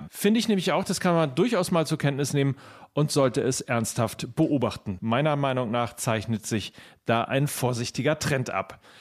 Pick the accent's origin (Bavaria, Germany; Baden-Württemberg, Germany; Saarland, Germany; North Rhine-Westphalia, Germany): North Rhine-Westphalia, Germany; Essen; ich bin ein Essener Junge und dann tue ich mir schwer damit, wenn Schalke 04 auf mein Trikot steht